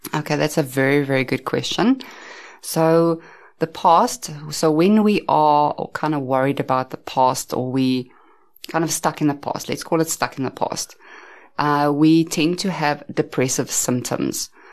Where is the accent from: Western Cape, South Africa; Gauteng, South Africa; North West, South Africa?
Gauteng, South Africa; Centurion; I grew up in Pretoria, Centurion, as well. Um, I've stayed there most of my life